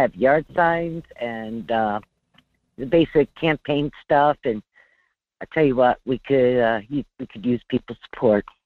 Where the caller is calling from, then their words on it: North Pole, Alaska, United States; calling from North Pole, Alaska